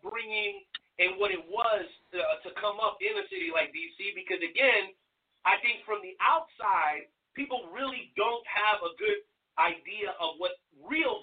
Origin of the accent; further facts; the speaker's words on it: Miami, Florida, United States; I grew up down in the Miami area.